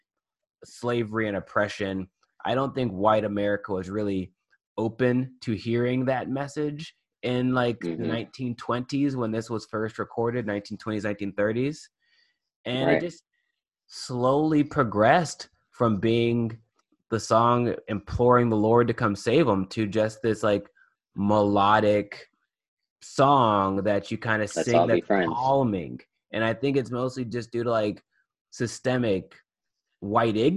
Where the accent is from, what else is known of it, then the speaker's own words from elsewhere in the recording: the South, United States; a person growing up in the South